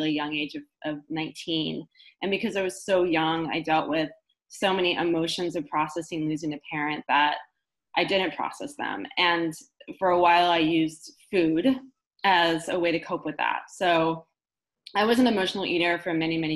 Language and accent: English; Marin County, Bay Area, California, United States; I grew up in Marin County here in the Bay Area